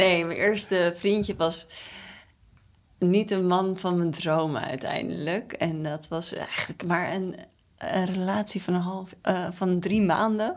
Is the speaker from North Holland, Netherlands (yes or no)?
yes; Amstelveen, North Holland, Netherlands; ik ben geboren in Amstelveen, in het Tulp ziekenhuis. En we woonden daar in een nieuw rijtjeshuis